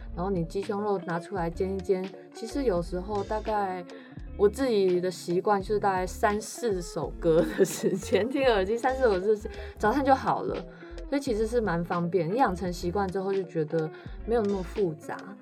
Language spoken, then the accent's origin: Chinese; northern China, China; 我是北方人，就很喜欢吃面食